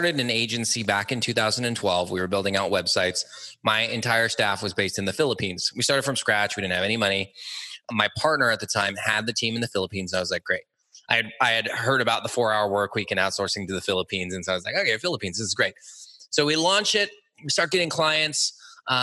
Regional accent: Los Angeles, California, United States; also born or lived in San Diego; I was born and raised in Los Angeles

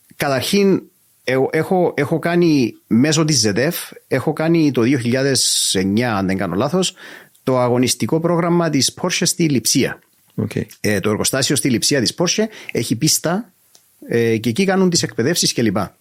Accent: Cyprus; είμαι από την Κύπρο

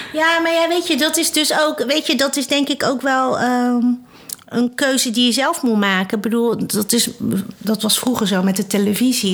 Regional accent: Netherlands; ik ben Chinees, hè? ik ben hier in Nederland geboren.

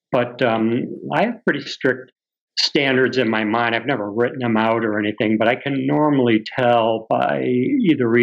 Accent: Massachusetts, United States; also born or lived in Florida / Vermont; I'm from Massachusetts.

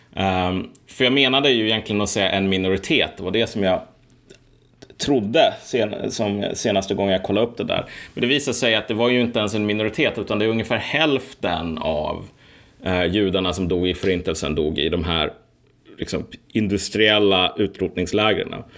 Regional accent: Sweden; Jag är ju född i Sverige

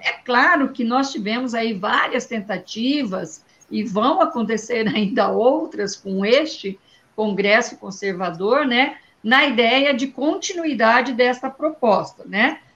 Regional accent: Paraná, Brazil; Eu sou do Paraná

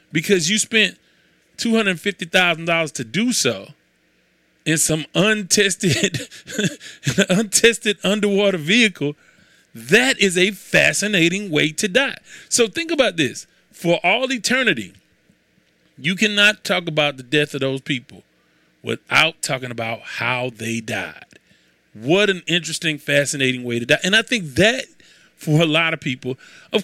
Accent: Houston, Texas, United States; I am from Houston

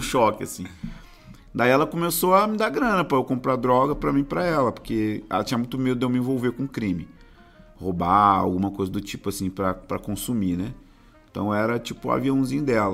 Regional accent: São Gonçalo, Rio de Janeiro, Brazil; moved away as an adult; now in Rio de Janeiro, Brazil; eu nasci em São Gonçalo

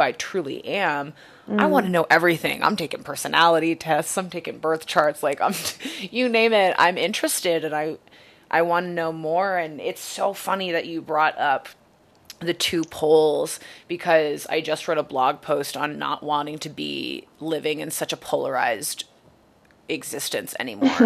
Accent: Maine, United States; I grew up Catholic in Maine

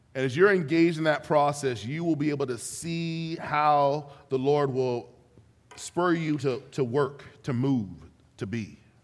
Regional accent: Ventura, California, United States; also born or lived in Florida / Los Angeles, California; now in Benicia, United States; I was born and raised in Ventura, California, which is like a little beach mecca

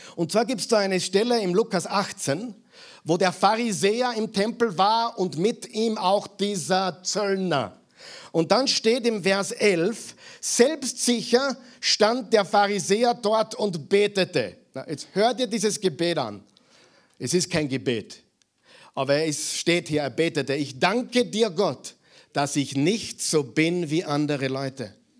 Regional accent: Mühlviertel, Upper Austria, Austria; moved away; Ich bin Müllviertler und beide Elternteile sind gebürtige Saarlandsbacher

